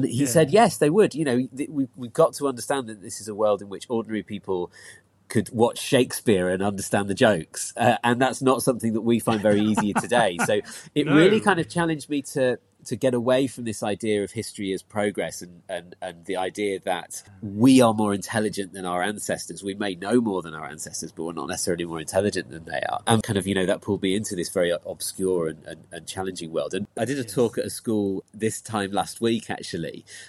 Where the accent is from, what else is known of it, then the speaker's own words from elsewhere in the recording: Christchurch, South West England, United Kingdom; also born or lived in Leeds; When I was five, we moved down to Dorset, lived down by the sea in Christchurch, which was lovely.